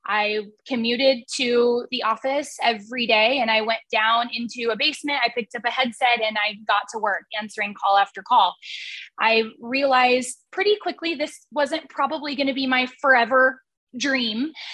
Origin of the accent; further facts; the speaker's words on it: Portland, Oregon, United States; moved away as an adult; now in Boise, United States; I hail from the Portland, Oregon area originally.